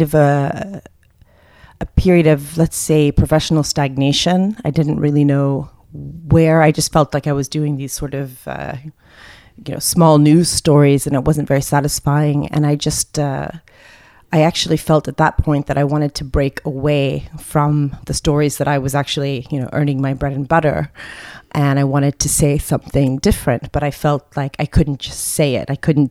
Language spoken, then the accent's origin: English; Texas, United States; also born or lived in Jordan; we left and went to Texas